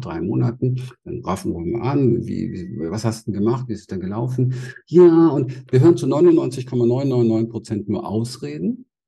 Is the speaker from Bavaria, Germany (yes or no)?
no; Berlin, Germany; ich bin in Berlin aufgewachsen